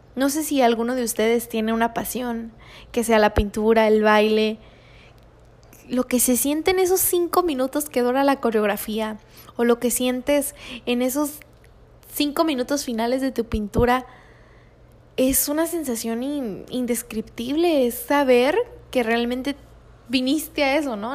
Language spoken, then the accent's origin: Spanish; Tijuana, Baja California, Mexico; also born or lived in Guanajuato; soy originaria de Guanajuato, pero me crié aquí en Tijuana, así que soy súper tijuanense